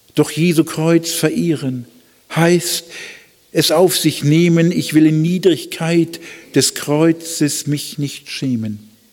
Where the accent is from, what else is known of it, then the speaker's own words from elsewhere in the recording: Germany; als Deutsche